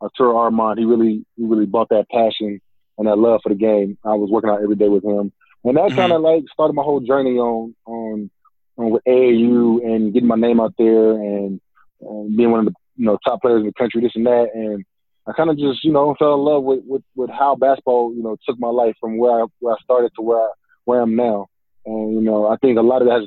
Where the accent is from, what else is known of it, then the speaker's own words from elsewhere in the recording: Bay Area, California, United States; also born or lived in Fresno; I'm originally from the Bay Area, and just growing up, my family's big on sports